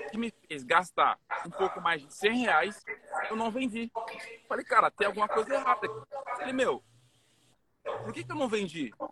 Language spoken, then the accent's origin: Portuguese; Cameroon; Portuguese is a second language; now in Brazil; eu saí lá de Camarões, né? O outro lado do planeta para vir aqui no Brasil. Eu nem sabia falar português